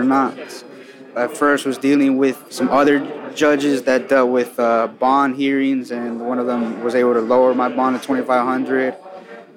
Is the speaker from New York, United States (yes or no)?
no; California, United States; now in Ohio, United States; I grew up in California